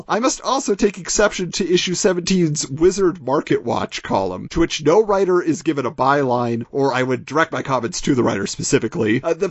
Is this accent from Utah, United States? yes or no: no; Orange County, California, United States; I grew up in Orange County, right next to Rob, spent so much time in Anaheim and Fullerton, where he was located growing up and for his work.